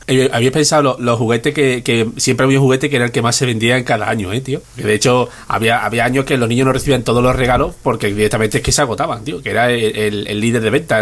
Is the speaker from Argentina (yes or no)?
no; Rociana del Condado, Andalusia, Spain; En mi pueblo en Rociana los reyes pasaban